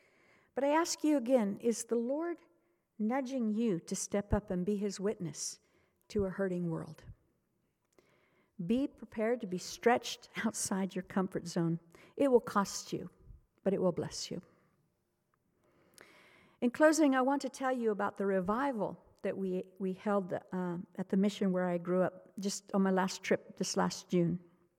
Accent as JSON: {"language": "English", "country": "Zimbabwe", "tie": "born or raised there", "said": "going back to the mission where I grew up in Zimbabwe has sometimes been costly."}